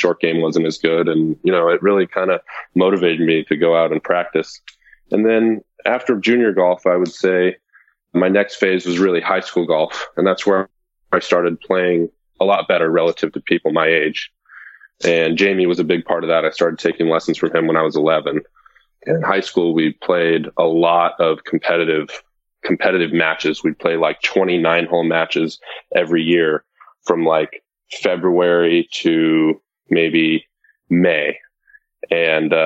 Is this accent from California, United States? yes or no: yes; Los Alamitos, California, United States; I grew up kind of near Long Beach in a city called Los Alamitos in Southern California.